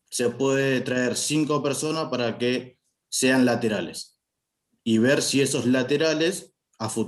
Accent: Argentina; soy de, acá de Argentina.

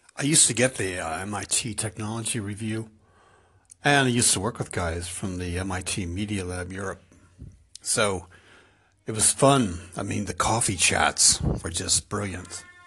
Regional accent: United States; now in Ireland; I'm an American in Ireland

